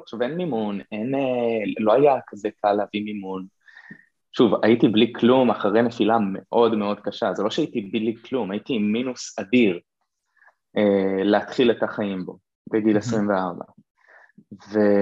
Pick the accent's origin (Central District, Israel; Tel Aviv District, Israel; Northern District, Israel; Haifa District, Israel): Northern District, Israel; Kiryat Shmona; now in Nahariya, Israel; נולדתי וגדלתי בקריית שמונה